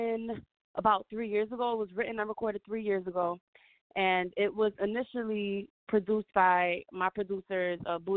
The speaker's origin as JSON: {"language": "English", "town": "New York City", "region": "New York", "country": "United States", "said": "I'm from New York. I'm from the Bronx"}